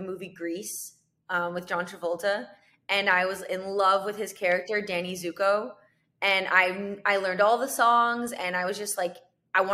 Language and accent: English; Canada; moved away as an adult; now in United States; I'm from Canada